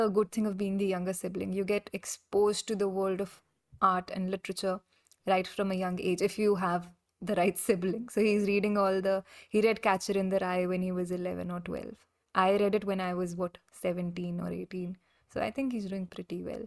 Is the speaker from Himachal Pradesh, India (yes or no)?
yes; Himachal Pradesh, India; I am from Himachal